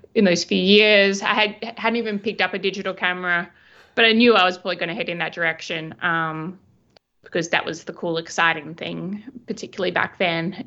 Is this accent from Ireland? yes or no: no; Albany, Western Australia, Australia; moved away as an adult; also born or lived in Perth / London; now in New York City, United States; I am originally from a small town called Albany in Western Australia